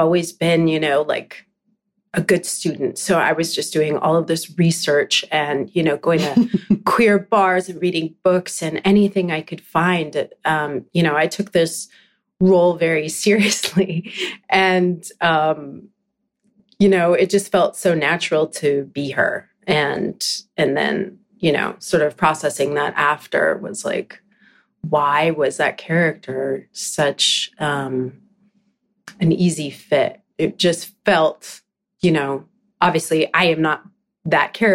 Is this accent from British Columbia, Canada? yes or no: yes; Vancouver Island, British Columbia, Canada; now in Vancouver, Canada; I'm from Vancouver Island. That's where I grew up